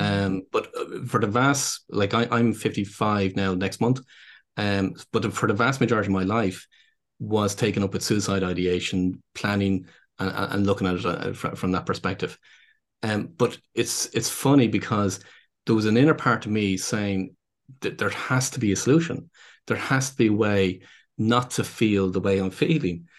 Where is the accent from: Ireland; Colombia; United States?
Ireland; Dublin, Leinster; accent: Irish; what people would probably gather from my accent is that, um, so I'm based here in Dublin in Ireland